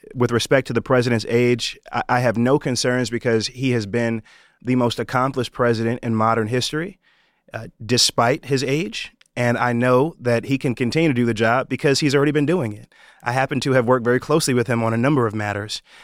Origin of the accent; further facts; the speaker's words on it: New York, United States; my home state of New York